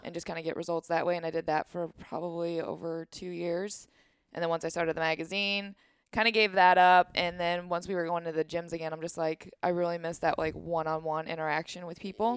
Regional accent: St. Charles, Missouri, United States; also born or lived in Troy, Missouri; I'm from here. I grew up in Saint Charles.

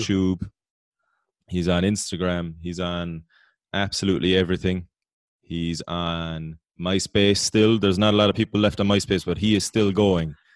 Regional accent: Ireland

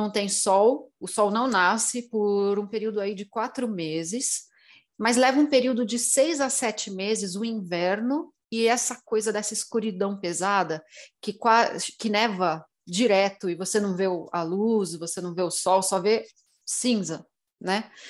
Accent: Brazil; É, eu cresci no meio do mato no Brasil. Então, para mim, eu sempre fui muito mais da natureza, da magia natural

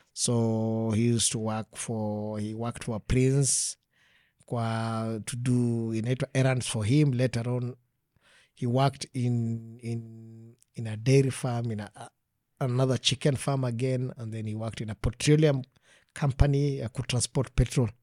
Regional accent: Kenya; I grew up in Magia.

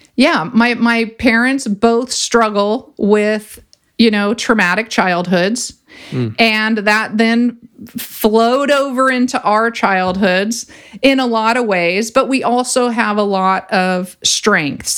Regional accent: Ventura, California, United States; I grew up in Ventura and I grew up surfing

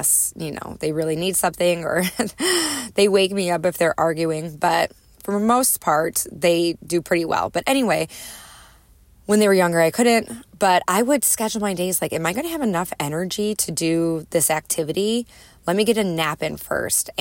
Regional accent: Chicago, Illinois, United States; moved away; I'm a Midwesterner at heart, grew up in the Chicagoland area, northwest suburbs of Chicago

